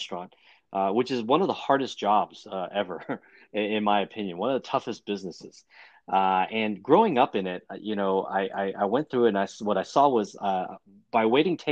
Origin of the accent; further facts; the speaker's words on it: Houston, Texas, United States; also born or lived in China / Chinatown, Manhattan, New York / Austin, Texas; grew up in Chinatown till I was about seven. And then my father decided that he was going to move us to Houston, Texas. And so that's where I spent the rest of my young life in Houston